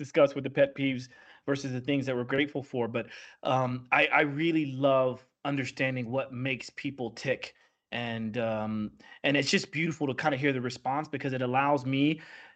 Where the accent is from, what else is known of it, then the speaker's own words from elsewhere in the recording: United States; I'm from the Midwest, from the South